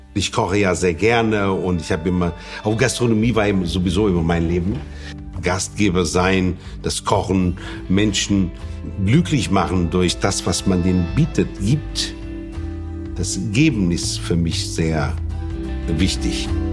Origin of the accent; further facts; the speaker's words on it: northeast Portugal, Portugal; German is a second language; moved away as an adult; also born or lived in Hamburg, Germany; now in Nordhorn, Germany; ich komme aus Nordost Portugals.